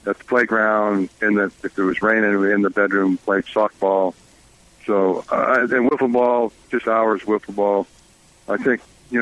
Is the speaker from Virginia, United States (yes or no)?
no; San Francisco, California, United States; my hometown of San Francisco